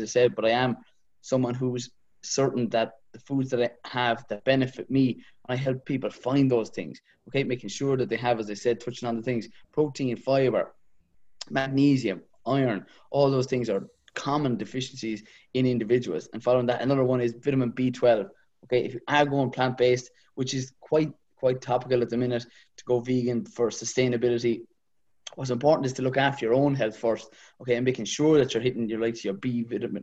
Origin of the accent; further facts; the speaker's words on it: Kilmeaden, Munster, Ireland; I'm from Kilmeaden originally, not too far from the cheese factory. Yeah, about 15 minutes from the city there.